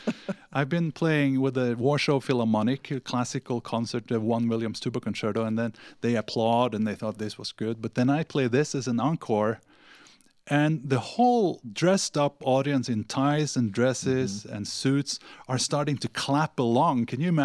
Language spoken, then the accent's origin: English; Norway; moved away; also born or lived in Sweden; I lived in Sweden for, although I'm from Norway, I lived there in Sweden for 9 years